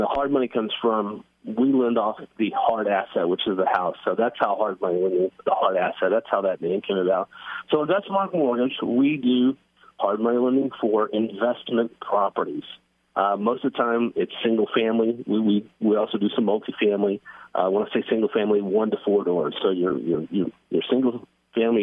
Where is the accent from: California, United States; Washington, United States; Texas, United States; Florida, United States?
Texas, United States; Rockwall; also born or lived in Corinth, Texas / Flower Mound, Texas; I'm very local. I grew up in Rockwall